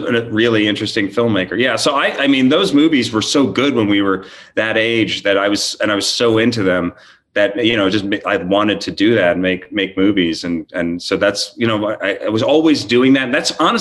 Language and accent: English; New York, United States; we grew up in New York